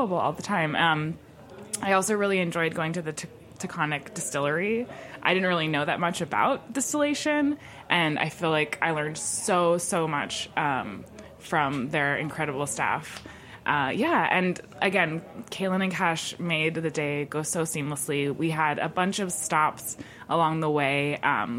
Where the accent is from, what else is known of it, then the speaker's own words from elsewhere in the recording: Hudson Valley, New York, United States; also born or lived in Brooklyn / Dutchess County; I am from the Hudson Valley. I grew up there primarily, and right now I'm lucky enough to be splitting my time between Brooklyn and Dutchess County